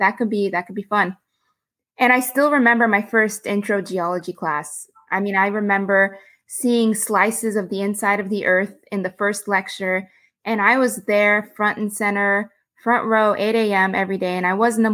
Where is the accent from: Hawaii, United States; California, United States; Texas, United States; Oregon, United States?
Texas, United States; Houston; also born or lived in Austin, Texas; I grew up in Houston, Texas, which is a big energy city